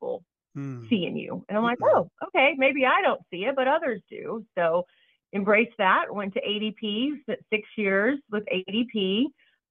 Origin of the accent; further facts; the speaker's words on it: Vernon, Texas, United States; moved away; also born or lived in Dallas, Texas / Denton, Texas; I was born in Vernon, Texas, a little small town